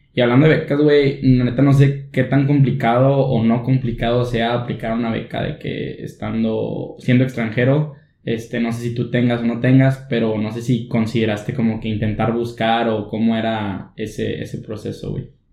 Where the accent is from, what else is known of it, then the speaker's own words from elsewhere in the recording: Monclova, Coahuila, Mexico; now in Monterrey, Mexico; somos pura raza de Monclova y dos hondureños